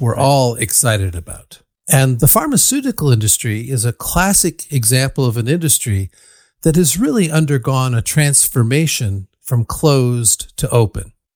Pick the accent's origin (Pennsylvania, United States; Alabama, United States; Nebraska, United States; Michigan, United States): Michigan, United States; Ann Arbor; now in Berkeley, United States; I grew up in Ann Arbor, Michigan, where the University of Michigan is located